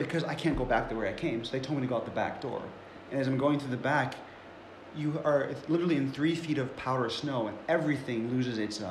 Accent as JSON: {"language": "English", "town": "Cleveland", "region": "Ohio", "country": "United States", "tie": "born or raised there", "also_born_or_lived": "Buffalo, New York", "moved": "as an adult", "said": "And I grew up in Cleveland"}